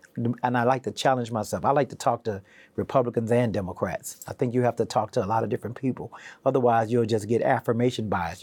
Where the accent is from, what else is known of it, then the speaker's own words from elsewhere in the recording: Houston, Texas, United States; also born or lived in Wilmington; now in Virginia, United States; growing up in Houston kind of formed me and really inspired me to be where I am today